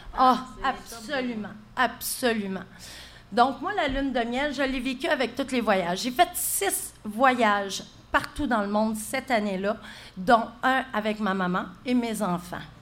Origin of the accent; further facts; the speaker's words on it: Gatineau, Quebec, Canada; moved away as an adult; also born or lived in Saint-Colomban; moi, je viens de Gatineau.